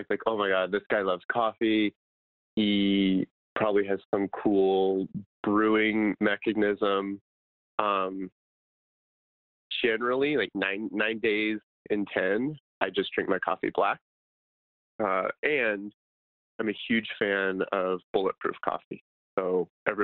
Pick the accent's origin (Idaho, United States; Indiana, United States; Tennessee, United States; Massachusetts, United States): Idaho, United States; moved away; I'm from Idaho originally